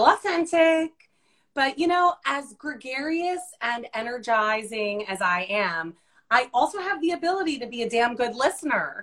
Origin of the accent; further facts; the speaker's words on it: New Jersey, United States; an Italian Jersey girl